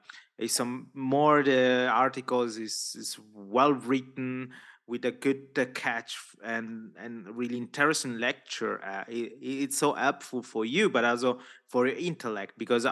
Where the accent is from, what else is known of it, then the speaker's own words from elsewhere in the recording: Italy; first language Italian; English is a second language; And I know my mother tongue is Italian.